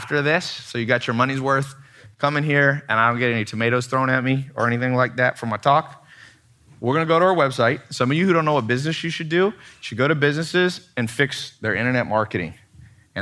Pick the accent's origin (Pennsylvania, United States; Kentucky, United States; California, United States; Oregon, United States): California, United States; San Diego; moved away; also born or lived in Long Beach, California; I went back to San Diego. I was born in Long Beach. And then when my, she left my dad when he was in prison. She went moved to San Diego, and I stood in front of the house that I grew up